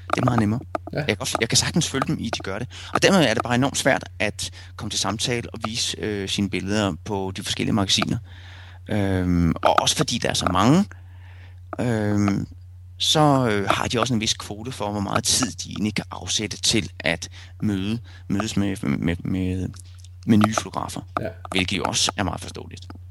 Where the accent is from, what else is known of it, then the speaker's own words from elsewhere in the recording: Rødovre, Capital Region of Denmark, Denmark; moved away as an adult; also born or lived in Silkeborg / Vesterbro, Copenhagen; now in Copenhagen, Denmark; inden mine forældre flyttede til Rødovre